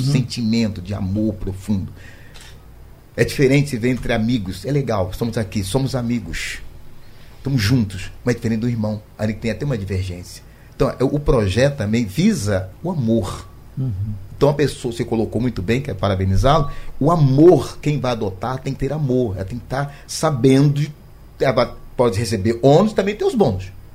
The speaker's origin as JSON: {"language": "Portuguese", "region": "Rio de Janeiro", "country": "Brazil", "said": "Eu sou do Rio de Janeiro"}